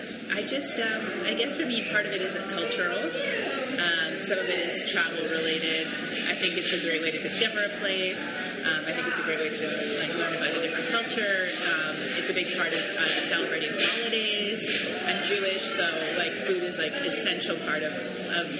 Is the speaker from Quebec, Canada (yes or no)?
yes; Montreal, Quebec, Canada; I grew up in Canada, in Montreal, but I did, and also, yeah, I'm from Montreal